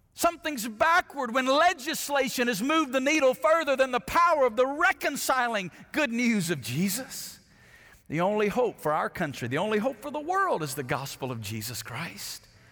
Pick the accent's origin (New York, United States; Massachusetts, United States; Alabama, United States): Alabama, United States; moved away as an adult; now in Las Vegas, United States; I grew up in Alabama